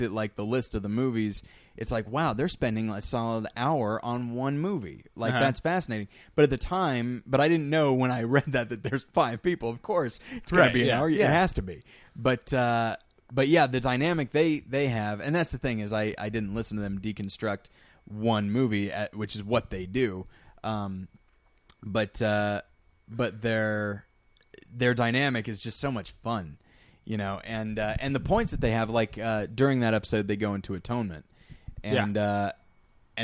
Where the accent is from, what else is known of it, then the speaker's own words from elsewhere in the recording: United States; I'm an American